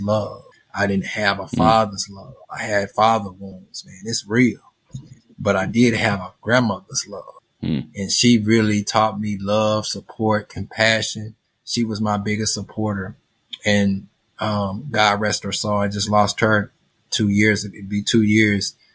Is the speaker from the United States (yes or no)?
yes; St. Louis, Missouri, United States; I'm from St. Louis, Missouri.